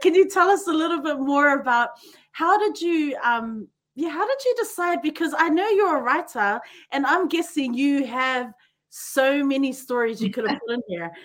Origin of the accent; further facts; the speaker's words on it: Auckland, New Zealand; growing up in New Zealand and Auckland, you know, we had we, the church was our village